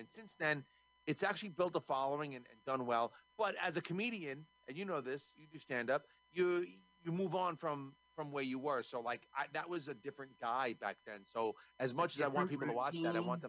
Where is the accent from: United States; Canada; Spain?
United States; New York; I'm from New York